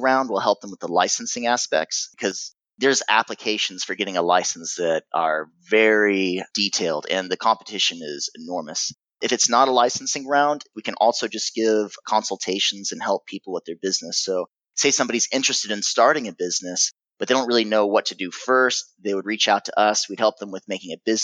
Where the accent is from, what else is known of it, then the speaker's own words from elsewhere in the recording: United States; accent: American accent; also born or lived in Germany; I was born in Germany. My mother's German. My father's American.